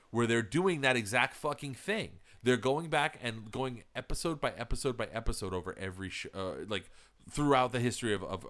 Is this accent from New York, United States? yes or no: yes; New York, United States; Like, growing up in New York, the thing was, like, if you're Puerto Rican, everybody thinks that you're hiding a fucking knife or a blade on you somewhere.